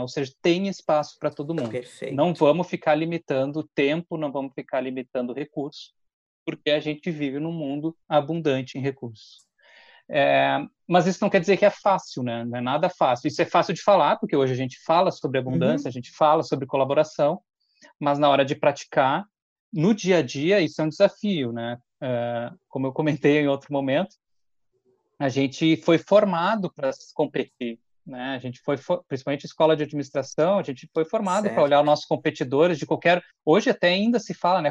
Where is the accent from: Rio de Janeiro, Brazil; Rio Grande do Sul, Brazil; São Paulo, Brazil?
Rio Grande do Sul, Brazil; Porto Alegre; moved away as an adult; now in Caxias do Sul, Brazil; Vivi em Porto Alegre, nasci em Porto Alegre e hoje moro em, em Caxias do Sul.